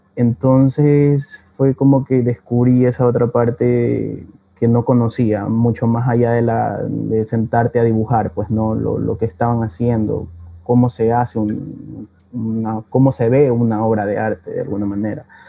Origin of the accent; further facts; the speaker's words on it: Guayaquil, Guayas, Ecuador; yo nací y, crecí en Cristo del Consuelo